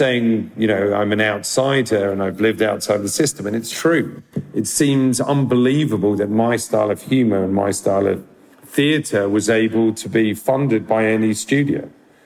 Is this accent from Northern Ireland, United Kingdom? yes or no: no; London, United Kingdom; I grew up in London, in Northwest London